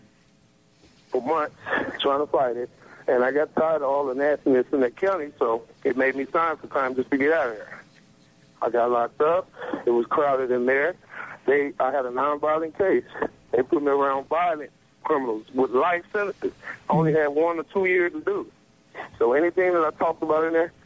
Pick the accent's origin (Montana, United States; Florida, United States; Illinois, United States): Illinois, United States; Chicago; also born or lived in Oklahoma; now in Mississippi, United States; I'm originally from Chicago